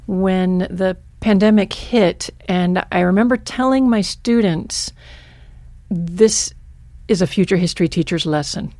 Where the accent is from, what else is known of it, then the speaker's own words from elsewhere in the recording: Michigan, United States; now in Stevensville, United States; my childhood was in Michigan